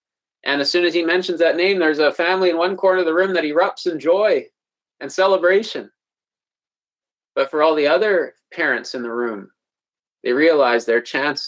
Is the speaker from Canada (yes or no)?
yes; Manitoba, Canada; from Manitoba, just above North Dakota, a little bit there.